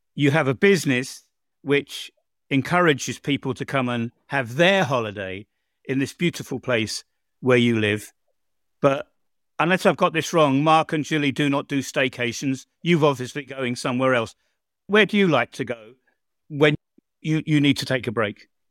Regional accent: England, United Kingdom; moved away as an adult; now in Croatia

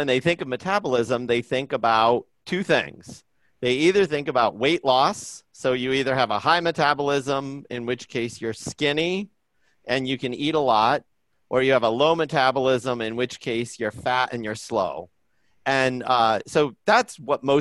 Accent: Indiana, United States; moved away as an adult; now in Boston, United States; I grew up in Indiana, and I'm kind of, you know, a pretty down to earth Midwest middle class kind of a guy

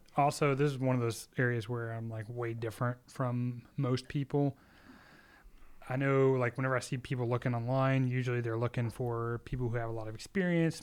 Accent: Austin, Texas, United States; I'm from Austin, Texas, and, uh, born in, born and raised in Texas. I'm a Texas boy

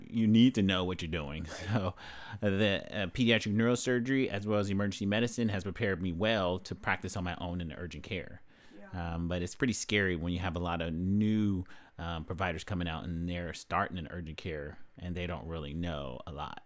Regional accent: Los Angeles, California, United States; I grew up in, uh, South Central Los Angeles

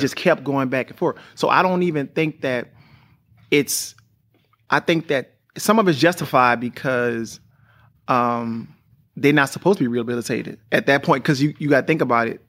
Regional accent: New Orleans, Louisiana, United States; me growing up in New Orleans was crazy 'cause I was the youngest

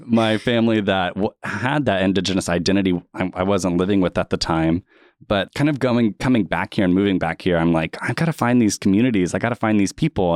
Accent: Tulsa, Oklahoma, United States; also born or lived in Muskogee; I grew up in Tulsa and went to middle and high school here

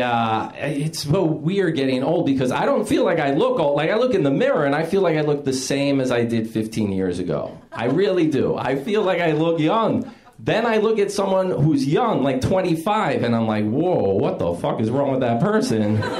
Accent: West New York, New Jersey, United States; I grew up in West New York, New Jersey

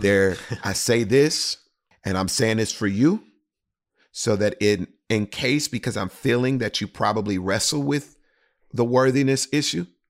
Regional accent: Houston, Texas, United States; in the city of Houston, Texas, my hometown.

